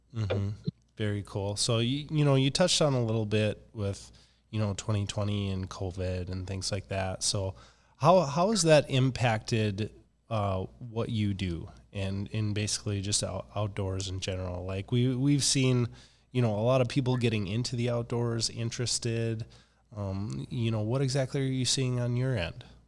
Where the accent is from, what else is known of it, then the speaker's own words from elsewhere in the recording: Minnesota, United States; now in Fargo, United States; I'm from Minnesota